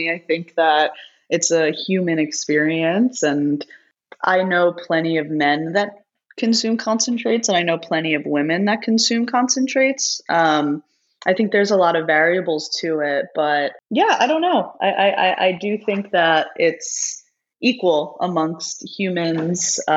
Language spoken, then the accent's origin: English; East Coast, United States; I'm, I'm from the East Coast, so I'm in all black right now.